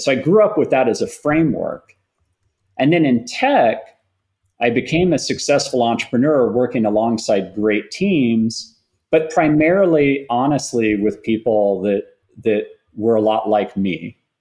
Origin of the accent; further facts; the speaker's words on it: Austin, Texas, United States; a young boy growing up in Austin